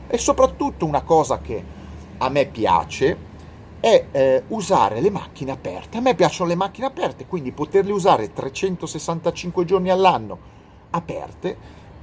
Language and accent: Italian; Milan, Lombardy, Italy; moved away as an adult; now in Tenerife, Spain; Io sono di Milano